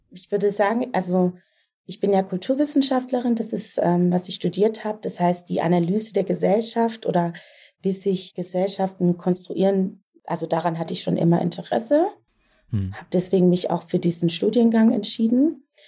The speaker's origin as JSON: {"language": "German", "region": "Southern Germany", "country": "Germany", "said": "ich komme aus Süddeutschland"}